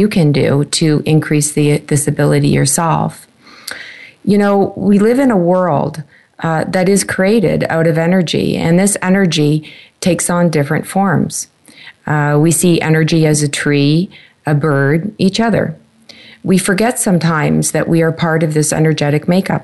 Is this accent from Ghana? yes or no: no; Canada; my home country, Canada